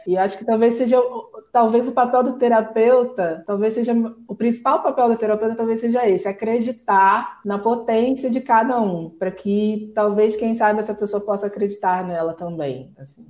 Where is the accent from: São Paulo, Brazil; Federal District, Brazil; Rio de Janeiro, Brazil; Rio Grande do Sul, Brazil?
Rio de Janeiro, Brazil; estou aqui no Rio de Janeiro, está um calor a beça, nasci, cri, fui criada aqui mesmo